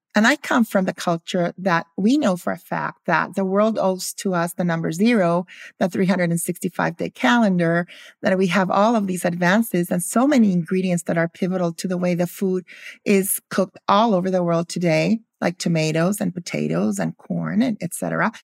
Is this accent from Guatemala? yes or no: yes; Guatemala; also born or lived in Philadelphia, United States; I grew up in Guatemala. I was born in Philadelphia.